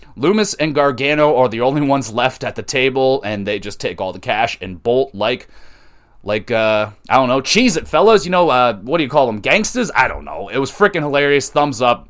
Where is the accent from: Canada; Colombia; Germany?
Canada; I'm not American. I'm Canadian